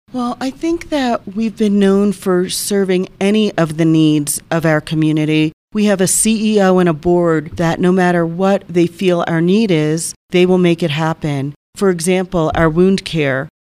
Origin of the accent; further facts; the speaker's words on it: Colonia, New Jersey, United States; moved away as an adult; also born or lived in Florida; now in San Luis Valley, United States; I was born and raised in New Jersey, small little town, Colonia, New Jersey